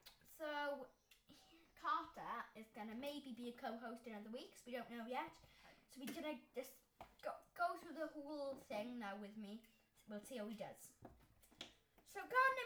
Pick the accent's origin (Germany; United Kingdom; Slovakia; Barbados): United Kingdom; Wales; I'm from Wales.